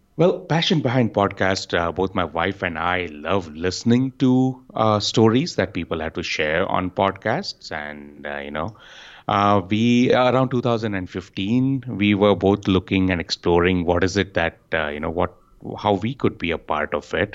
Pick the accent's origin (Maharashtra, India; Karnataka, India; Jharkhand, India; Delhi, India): Karnataka, India; Bengaluru; I'm from Bengaluru in India.